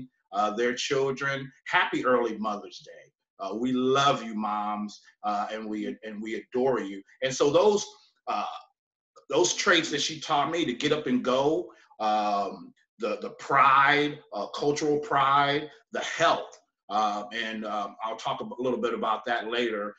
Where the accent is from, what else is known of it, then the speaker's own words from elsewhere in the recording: San Francisco Bay Area, California, United States; I'm a Navy vet, born and raised in the San Francisco Bay Area